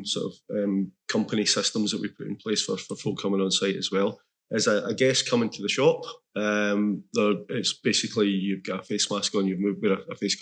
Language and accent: English; Glasgow, Scotland, United Kingdom; moved away as an adult; now in Islay, United Kingdom; I'm from Glasgow originally